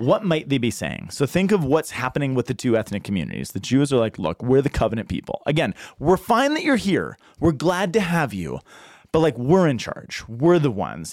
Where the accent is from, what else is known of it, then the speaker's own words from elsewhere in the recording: Boulder, Colorado, United States; I'm from Boulder